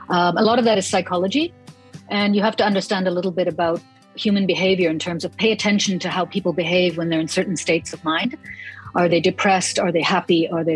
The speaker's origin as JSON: {"language": "English", "country": "Germany", "tie": "born or raised there", "also_born_or_lived": "Toronto, Canada / New York / Rome", "said": "Well, I grew up in Germany and in Toronto, mostly. But I also lived in New York and in Rome"}